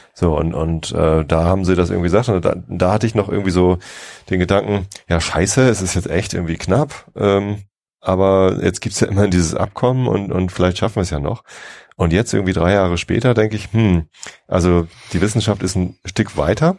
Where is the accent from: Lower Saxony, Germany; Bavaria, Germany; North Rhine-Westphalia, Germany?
Lower Saxony, Germany; Ich bin ja aufgewachsen in Niedersachsen, ich wohne hier, aber es ist halt Speckgürtel Hamburg